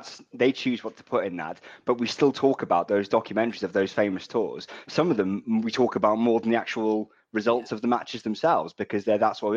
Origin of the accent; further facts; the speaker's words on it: Welsh, Wales, United Kingdom; now in London, United Kingdom; I live in London, even though I'm Welsh